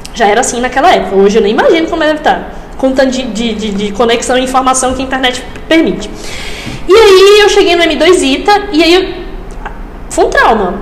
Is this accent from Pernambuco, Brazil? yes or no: no; Açu, Rio Grande do Norte, Brazil; also born or lived in Natal; eu sou de Açu, é uma cidade bem pequena no interior do Rio Grande do Norte